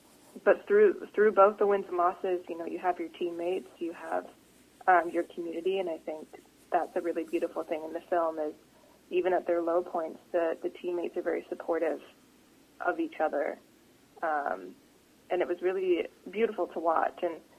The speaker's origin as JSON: {"language": "English", "town": "Vancouver", "region": "British Columbia", "country": "Canada", "tie": "born or raised there", "also_born_or_lived": "United Kingdom", "accent": "Canadian", "said": "I was born in the UK, even though my English accent is virtually gone, especially when I'm, like, talking to people and like, old Canadian accent comes out."}